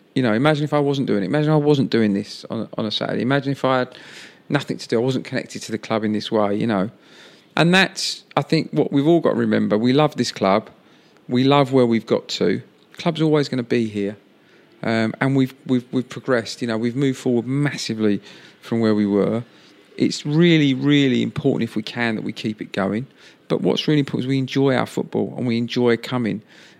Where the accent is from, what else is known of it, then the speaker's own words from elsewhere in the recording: London, United Kingdom; this is my hometown football club I've supported since I was four